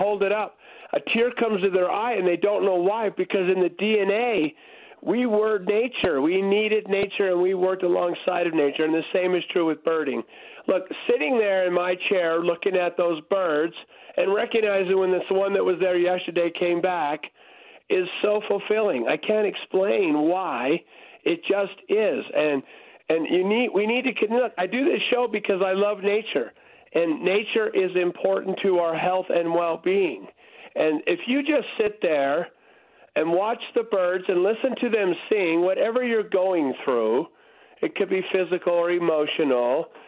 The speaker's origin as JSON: {"language": "English", "region": "Texas", "country": "United States", "tie": "born or raised there", "moved": "yes", "said": "I grew up in Texas"}